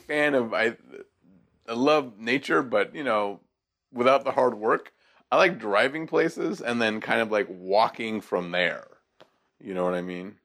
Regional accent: Seattle, Washington, United States; I grew up in Seattle

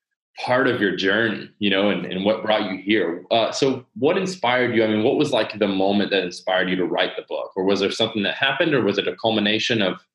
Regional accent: Lakeland, Florida, United States; I'm from Lakeland, Florida.

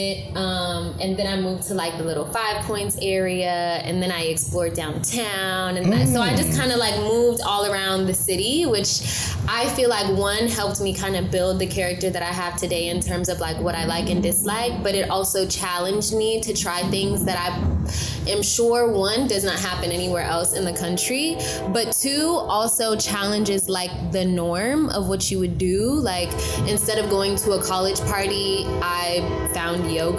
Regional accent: Atlanta, Georgia, United States; also born or lived in Marietta, Georgia; I was born in Fulton County.

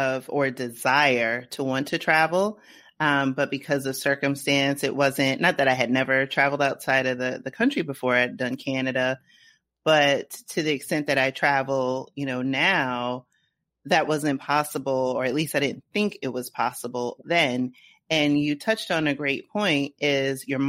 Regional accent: New York City, New York, United States; I was a little girl growing up in the Bronx

